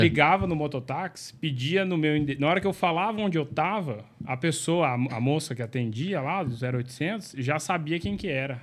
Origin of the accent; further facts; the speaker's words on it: Uberaba, Minas Gerais, Brazil; also born or lived in Uberlândia; eu sou de Uberaba e lá eu cresci, cresci na igreja presbiteriana, UPA, UMP